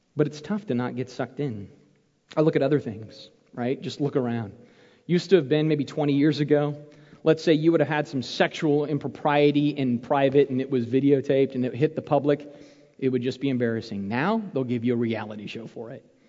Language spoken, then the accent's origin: English; Arizona, United States; When I was a kid growing up in Arizona